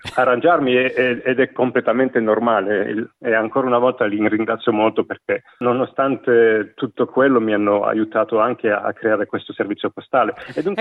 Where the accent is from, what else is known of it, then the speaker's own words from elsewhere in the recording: province of Liège, Wallonia, Belgium; moved away as an adult; now in Australia; sono nato in provincia di Liegi, da un padre veneto e una madre calabrese, cresciuto e vissuto quasi tutta la mia vita in Belgio